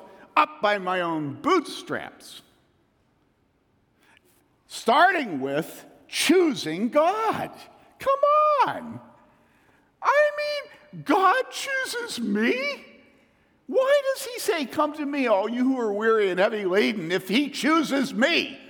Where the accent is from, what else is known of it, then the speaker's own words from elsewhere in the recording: the South, United States; speaking as a Southerner